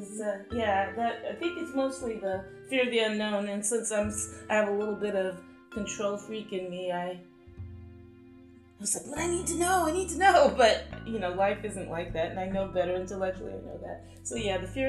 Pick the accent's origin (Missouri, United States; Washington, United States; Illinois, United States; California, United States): California, United States; Bakersfield; also born or lived in Stockton; we moved from Stockton to Bakersfield